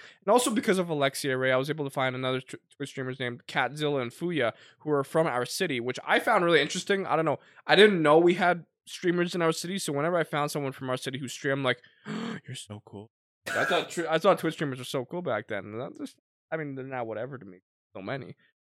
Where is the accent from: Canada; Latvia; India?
Canada; sure, we're the Canadian Sidemen, but like, I don't care.